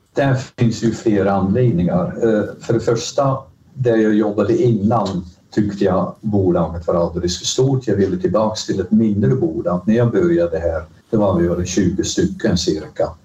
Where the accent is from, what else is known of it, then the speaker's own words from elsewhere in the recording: Rotterdam, South Holland, Netherlands; Swedish is a second language; moved away as an adult; now in Sweden; Högre Tekniska Skolan i Rotterdam som jag betraktar som min hemstad